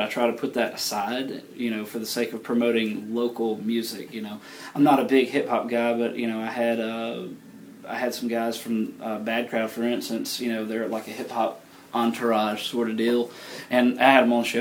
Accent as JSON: {"language": "English", "town": "Moundville", "region": "Alabama", "country": "United States", "tie": "born or raised there", "moved": "as an adult", "lives_now": "Tuscaloosa, United States", "said": "I grew up in Moundville"}